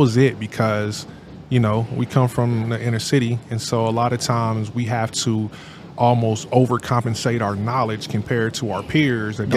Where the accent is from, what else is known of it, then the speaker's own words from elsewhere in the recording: Kansas City, Kansas, United States; moved away; also born or lived in Missouri; Growing up in Wyco